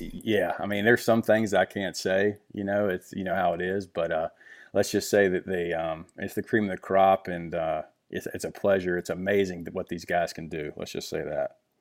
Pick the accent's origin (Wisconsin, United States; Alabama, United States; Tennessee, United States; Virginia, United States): Virginia, United States; I grew up in Virginia, um, small country town, you know, in the Blue Ridge Mountains